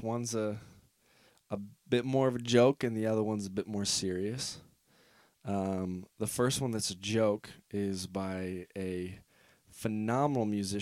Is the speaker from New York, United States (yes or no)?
no; Northeast Ohio, United States; I'm from Northeast Ohio